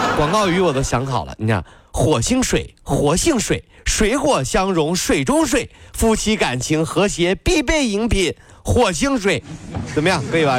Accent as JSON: {"language": "Chinese", "country": "China", "said": "我们中国人是不是盼什么东西都有点快啊"}